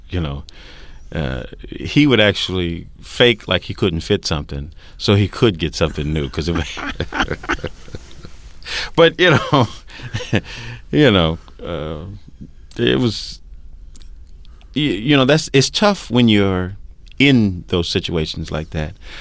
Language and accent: English; Bakersfield, California, United States; moved away as an adult; also born or lived in Brooklyn, New York; I grew up in Bakersfield, California